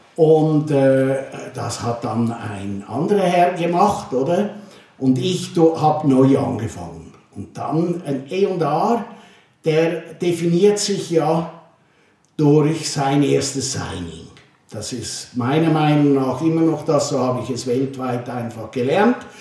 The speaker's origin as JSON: {"language": "German", "country": "Switzerland", "tie": "born or raised there", "also_born_or_lived": "Germany", "moved": "as an adult", "lives_now": "Rhineland, Germany", "said": "als Schweizer in den großen Kanton versetzt zu werden"}